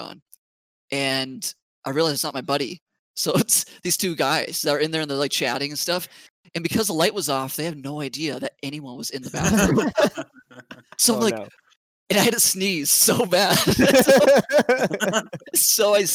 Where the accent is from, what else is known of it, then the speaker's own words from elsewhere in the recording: Bismarck, North Dakota, United States; also born or lived in Grand Forks, North Dakota; I'm from Bismarck, North Dakota. I went to high school there, originally from Grand Forks, North Dakota